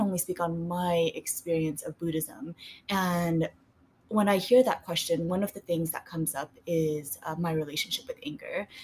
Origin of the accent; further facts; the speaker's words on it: Vietnam; moved away; So I was born in Vietnam